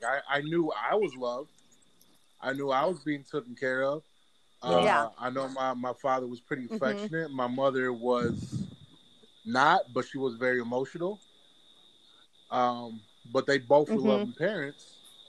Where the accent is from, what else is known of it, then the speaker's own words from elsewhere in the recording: Northlake, Illinois, United States; also born or lived in Chicago; now in Indianapolis, United States; So originally I was born in Chicago, then I grew up in suburban Chicago, Northlake, Illinois.